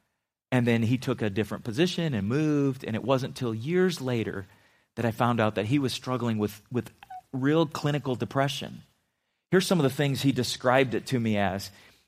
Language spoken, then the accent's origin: English; Philippines; as a kid growing up in the Philippines, when we first moved there, we lived off the base in a military compound.